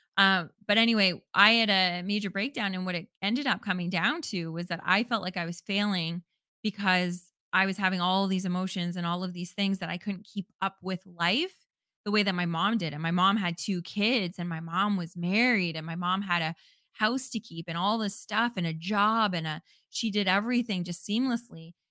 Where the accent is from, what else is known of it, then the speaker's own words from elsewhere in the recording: Canada; as a Canadian